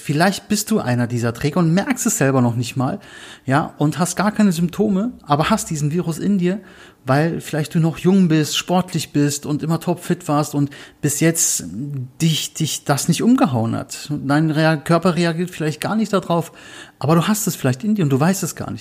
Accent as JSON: {"language": "German", "region": "Berlin", "country": "Germany", "said": "ich komme aus Berlin"}